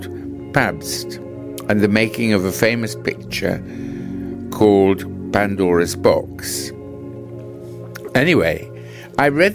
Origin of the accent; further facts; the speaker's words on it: England, United Kingdom; I am from England, in America for the first time, and leaving in about a fortnight.